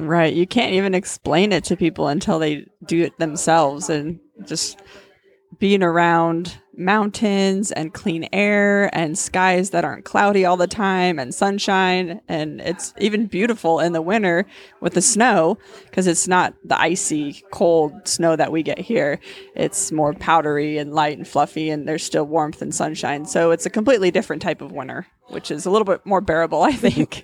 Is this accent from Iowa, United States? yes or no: yes; Cedar Rapids, Iowa, United States; moved away as an adult; also born or lived in Fort Collins, Colorado; I was born and raised in Cedar Rapids.